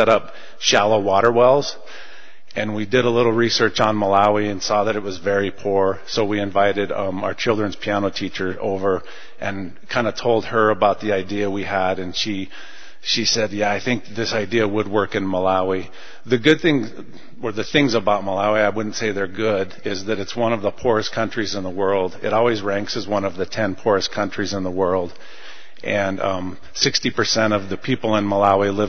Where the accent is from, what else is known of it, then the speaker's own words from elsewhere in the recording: Loveland, Colorado, United States; I'm from Loveland, Colorado